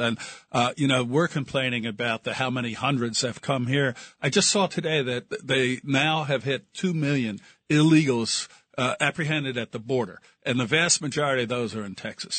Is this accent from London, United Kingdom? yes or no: yes; London, United Kingdom; I'm from London.